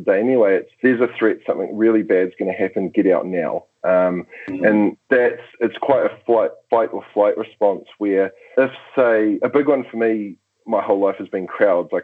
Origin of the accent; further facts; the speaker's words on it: New Zealand; as a New Zealander